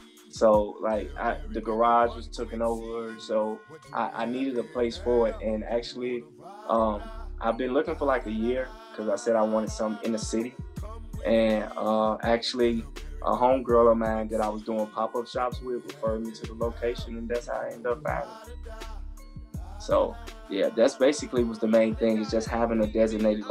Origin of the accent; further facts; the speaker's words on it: Chicago, Illinois, United States; moved away; I'm originally from Chicago